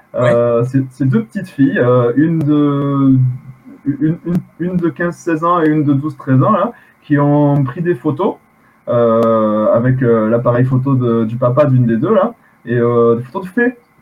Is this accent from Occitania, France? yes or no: yes; Occitania, France; on est français en même temps